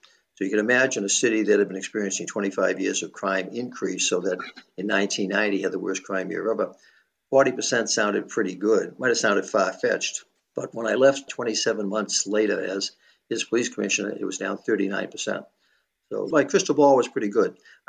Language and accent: English; Boston, Massachusetts, United States; growing up in Boston in the 1950s and 60s